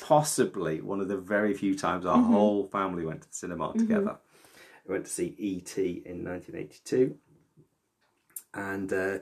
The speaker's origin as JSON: {"language": "English", "area": "the North", "region": "the north of England", "country": "United Kingdom", "tie": "born or raised there", "said": "I grew up in the North."}